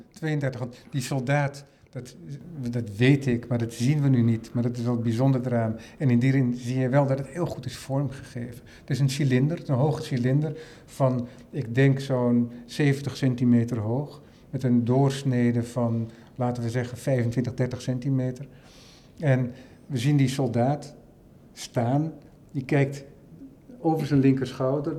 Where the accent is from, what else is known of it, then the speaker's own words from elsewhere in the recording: Netherlands; voor mij als Nederlander